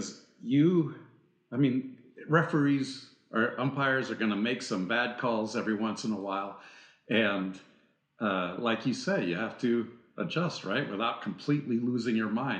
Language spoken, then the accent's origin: English; Northern California, United States; I grew up in California, Northern California